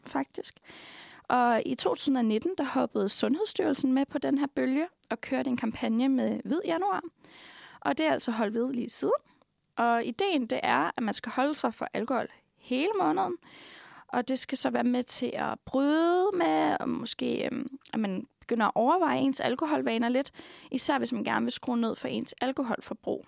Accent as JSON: {"language": "Danish", "country": "Denmark"}